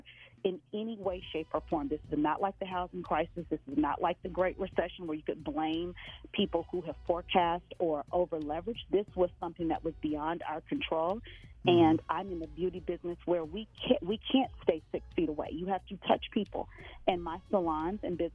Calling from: Atlanta, Georgia, United States; I am calling from Atlanta, Georgia

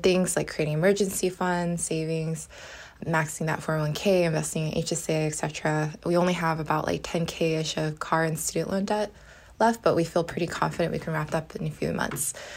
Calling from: California, United States; calling from California

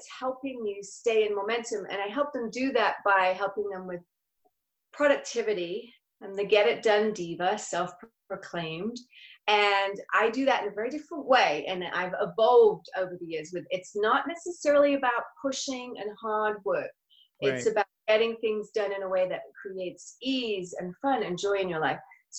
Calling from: La Quinta, California, United States; I'm coming from La Quinta, which for those of you who don't know California that well, is by Palm Springs in California.

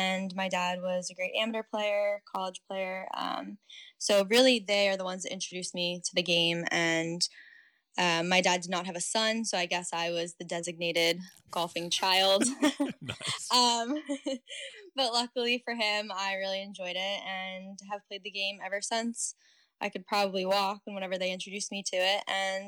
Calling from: St Andrews, Scotland, United Kingdom; I'm currently in my flat in St. Andrews, Scotland, looking out at the Firth of Forth, part of the North Sea, and the Old Course.

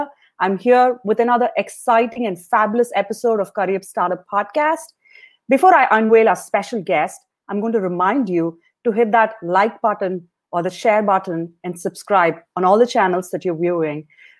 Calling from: Washington, District of Columbia, United States; I'm calling from Washington, D.C.

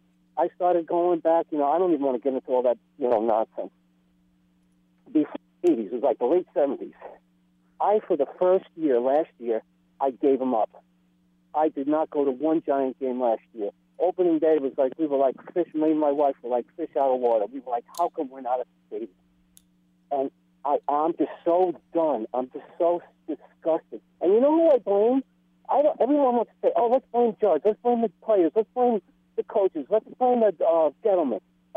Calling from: Pennsylvania, United States; Hey, this is … from the Poconos.

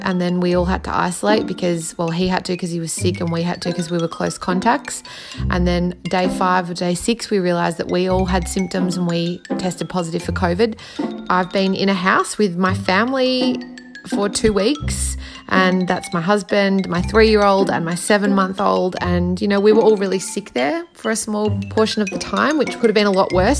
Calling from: Melbourne, Victoria, Australia; I'm calling from Melbourne

